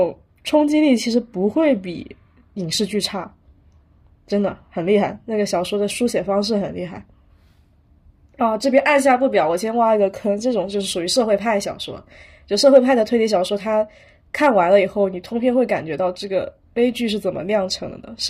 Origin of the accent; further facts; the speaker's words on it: China; 作为一个中国人，我觉得虽然国推它的发展远没有像日推或者是像西方就有那么多的积淀吧